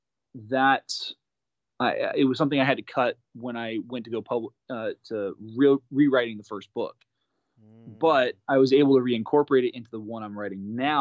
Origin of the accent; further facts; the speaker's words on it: California, United States; also born or lived in Japan; growing up in California, going through the California State